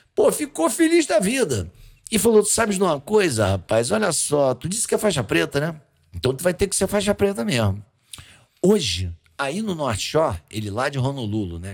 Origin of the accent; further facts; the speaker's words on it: Rio de Janeiro, Brazil; eu sou carioca, criado na Lagoa, debaixo da favela Santa Marta